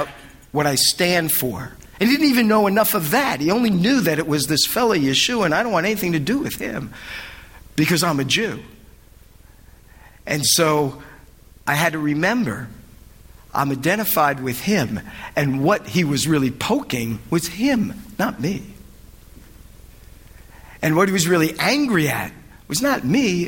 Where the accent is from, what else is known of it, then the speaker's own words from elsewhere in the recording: United States; being an American in Europe